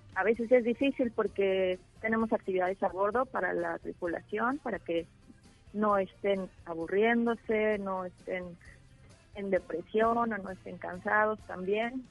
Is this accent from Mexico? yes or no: yes; Mexico; moved away; somos como 20 mexicanos